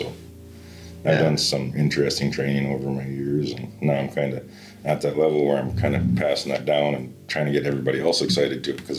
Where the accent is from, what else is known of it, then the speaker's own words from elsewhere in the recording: Cochrane, Alberta, Canada; also born or lived in Red Earth, Alberta; I grew up down south near Cochrane, Calgary, and we lived really close to the fire department in Cochrane